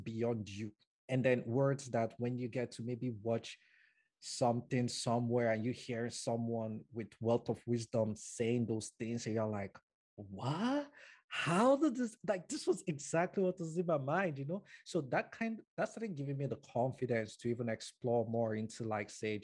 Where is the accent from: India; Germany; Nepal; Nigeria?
Nigeria; moved away as an adult; now in Canada; I was born and brought up in Nigeria